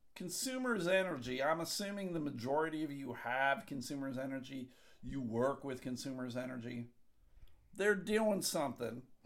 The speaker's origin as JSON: {"language": "English", "town": "Buffalo", "region": "New York", "country": "United States", "tie": "born or raised there", "moved": "yes", "said": "I grew up right outside of Buffalo, New York"}